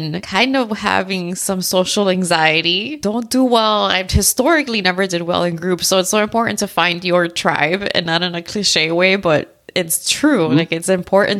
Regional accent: South Florida, United States; moved away as an adult; also born or lived in Tennessee / Arizona; I was born and raised in South Florida

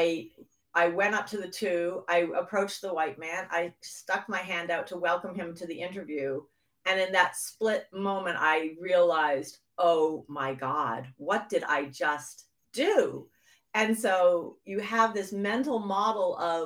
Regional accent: just outside of Boston, Massachusetts, United States; I grew up in just outside of Boston, Massachusetts

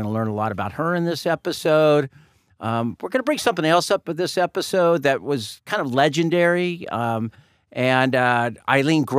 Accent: Claremont, California, United States; I was growing up in Claremont

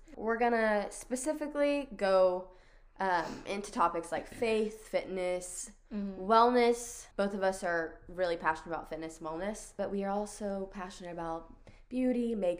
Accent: Arkansas, United States; We're both from Arkansas.

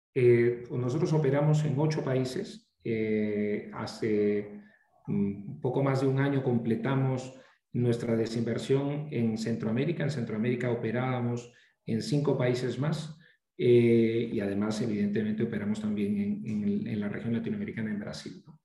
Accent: Peru; also born or lived in Chicago; soy peruano

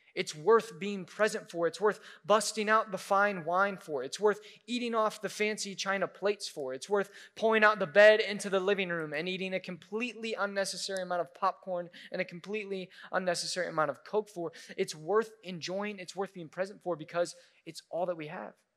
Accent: Midwest, United States; we're from the Midwest, so we eat casseroles

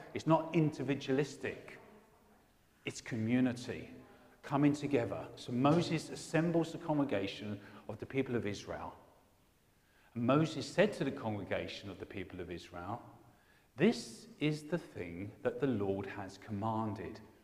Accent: England, United Kingdom; I'm an Englishman

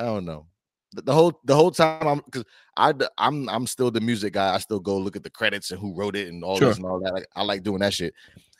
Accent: New York, United States; moved away; I'm from New York, bro.

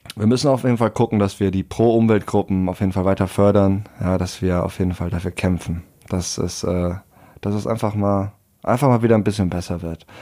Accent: Germany; bei uns in Deutschland

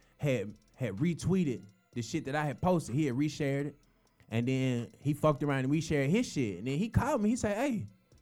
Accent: Atlanta, Georgia, United States; I'm from Atlanta

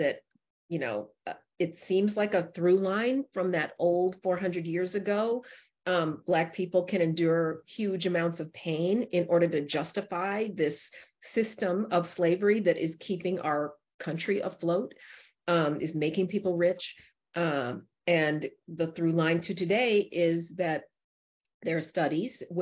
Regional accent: Denver, Colorado, United States; I grew up in Denver, Colorado

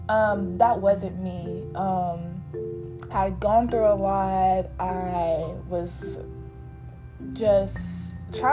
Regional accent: Fayetteville, North Carolina, United States; I'm from Fayetteville

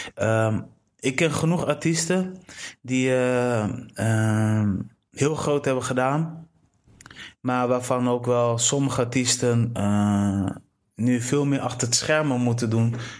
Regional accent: Delfzijl, Groningen, Netherlands; ik ben geboren in Delfzijl

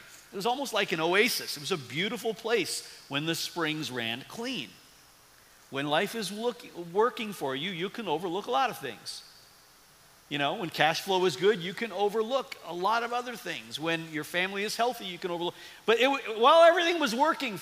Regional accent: Midwest, United States; also born or lived in East Tennessee; as a Midwesterner

